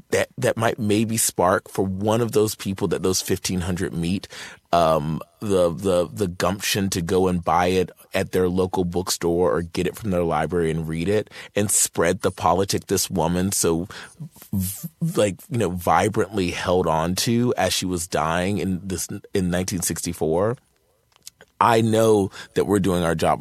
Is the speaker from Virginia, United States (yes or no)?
yes; Martinsville, Virginia, United States; moved away; I'm from Martinsville, Virginia, a really small town in Virginia